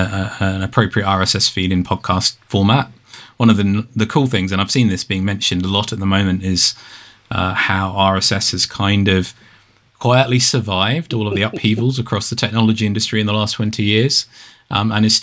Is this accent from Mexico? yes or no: no; United Kingdom; being British